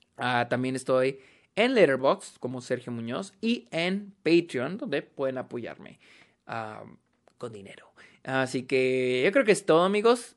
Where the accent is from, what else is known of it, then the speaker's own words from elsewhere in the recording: Mexico; yo soy mexicano